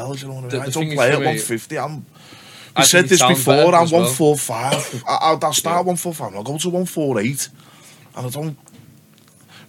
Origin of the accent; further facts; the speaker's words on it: Liverpool, North West England, United Kingdom; I'm from Liverpool, mate. So I'm from West Derby